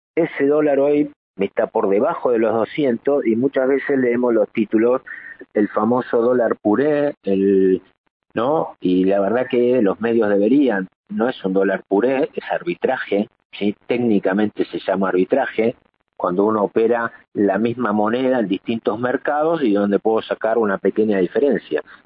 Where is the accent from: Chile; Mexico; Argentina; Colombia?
Argentina; usamos todos los argentinos